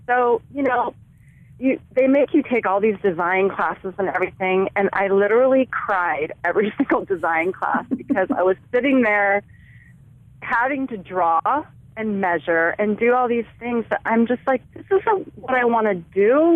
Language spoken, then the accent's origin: English; Santa Clara Valley, California, United States; I grew up in Santa Clara Valley, which was a lot of orchards and little farms